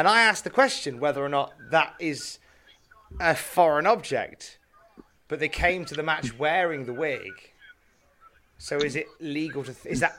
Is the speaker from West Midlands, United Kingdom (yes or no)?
yes; Worcester, West Midlands, United Kingdom; since that's up the road from my hometown of Worcester.